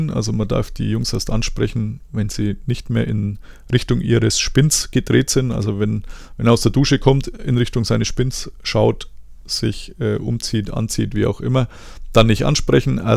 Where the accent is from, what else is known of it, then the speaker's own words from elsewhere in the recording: Germany; Also zum einen, ich als Deutscher finde es tatsächlich immer noch sehr komisch, dass man da in der Umkleide rumsteht.